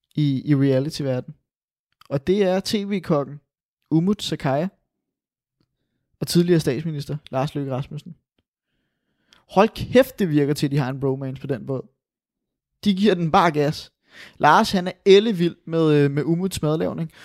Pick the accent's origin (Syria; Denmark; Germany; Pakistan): Denmark; vi er jo fra Danmark